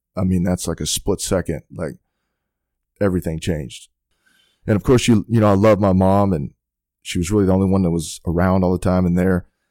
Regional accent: Haslet, Texas, United States; I grew up in Hazel, Texas, um, outside of Fort Worth.

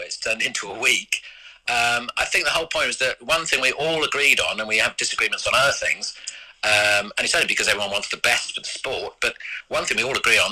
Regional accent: Epsom, South East England, United Kingdom; I'm an Epsom boy. I was brought up near Epsom

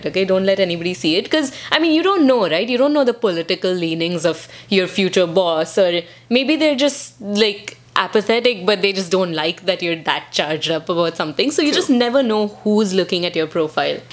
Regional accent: India; now in United States; for us being Indian, we were never taught to make eye contact

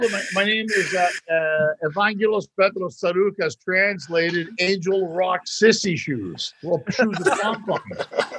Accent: Kansas, United States; Are you from Kansas? I'm from Kansas.

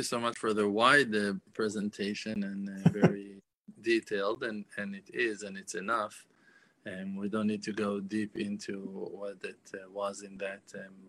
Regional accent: Israel; English is a second language; we're from Israel.

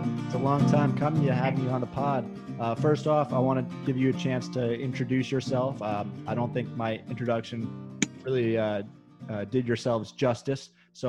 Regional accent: New Jersey, United States; New Jersey State, my home state.

